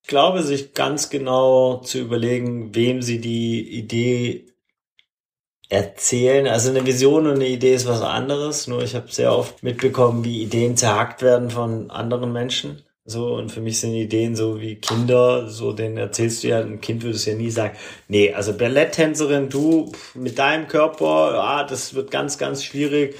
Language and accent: German; Swabia, Baden-Württemberg, Germany; moved away; also born or lived in Hamburg; Ich bin im Schwabenland aufgewachsen.